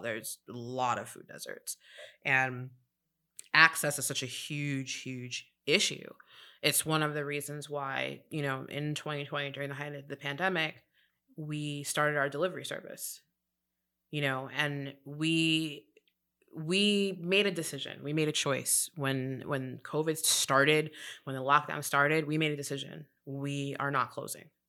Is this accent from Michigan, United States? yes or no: no; New York City, New York, United States; moved away as an adult; now in Charlotte, United States; I'm originally from New York City